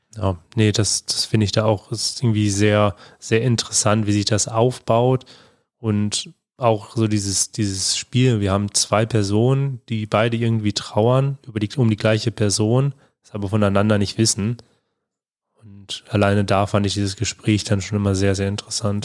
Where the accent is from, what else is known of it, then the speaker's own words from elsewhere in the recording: Germany; also born or lived in Bonn; bei uns in Deutschland